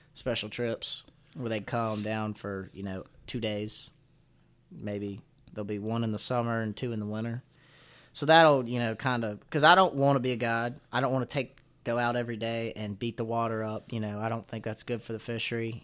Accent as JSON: {"language": "English", "town": "Floyd", "region": "Virginia", "country": "United States", "tie": "born or raised there", "accent": "southern", "said": "I grew up in Appalachia"}